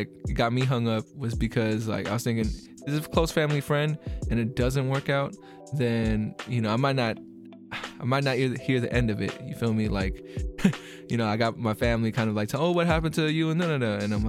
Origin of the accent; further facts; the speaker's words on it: Philippines; you know, I'm Filipino, so like I don't know if you know too much about our culture